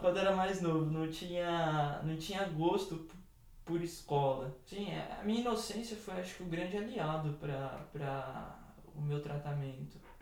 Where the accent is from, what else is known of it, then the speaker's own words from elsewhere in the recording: São Paulo, Brazil; sou do bairro do Jardim São Luís, aqui na cidade de São Paulo